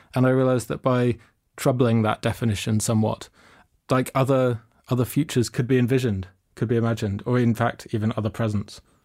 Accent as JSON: {"language": "English", "region": "London", "country": "United Kingdom", "tie": "born or raised there", "said": "I grew up in London."}